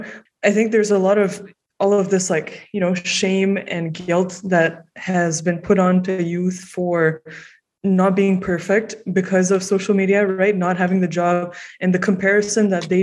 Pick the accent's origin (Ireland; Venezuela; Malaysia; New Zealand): Malaysia; moved away as an adult; now in Toronto, Canada; I grew up in Malaysia and I moved to Toronto.